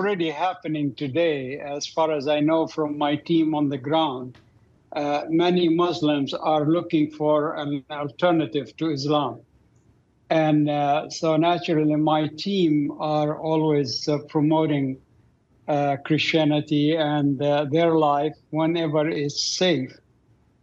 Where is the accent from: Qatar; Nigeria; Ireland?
Qatar; Doha; moved away; I grew up in Doha, Qatar.